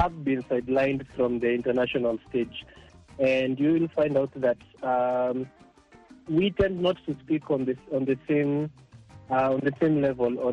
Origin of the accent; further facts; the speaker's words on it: Nairobi, Kenya; I come from Nairobi